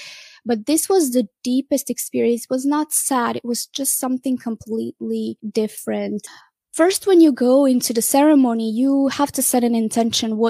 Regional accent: Croatia; moved away; I went in my home country in Croatia

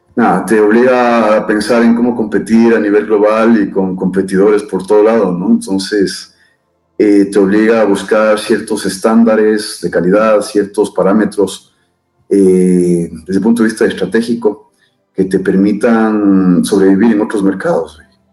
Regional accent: Ecuador; soy un ecuatoriano, padre de tres, niños fantásticos

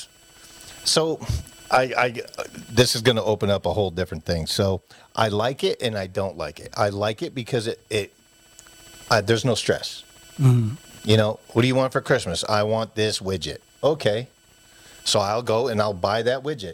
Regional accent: East Coast, United States; moved away; when I was a kid, you know, growing up on the East Coast

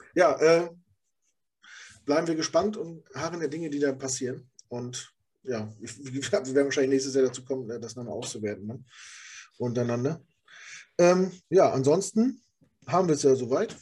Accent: Rostock, Mecklenburg-Vorpommern, Germany; moved away as an adult; now in Hamburg, Germany; das ist meine Heimat. Da, da bin ich groß geworden

